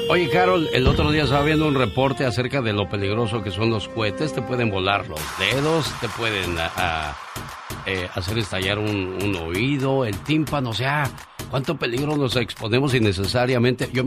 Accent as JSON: {"language": "Spanish", "country": "Mexico", "said": "Un día salí de México, pero México nunca salió de mí."}